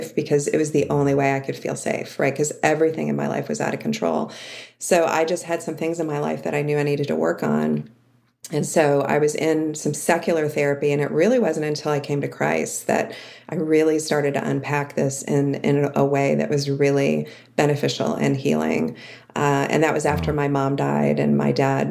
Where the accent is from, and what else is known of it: outside of Cleveland, Ohio, United States; born or raised there